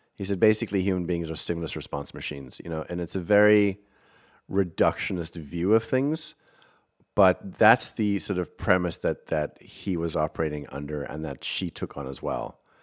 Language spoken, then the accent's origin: English; South Africa; accent: South African; moved away as an adult; now in United States; I am from South Africa. I do speak funny.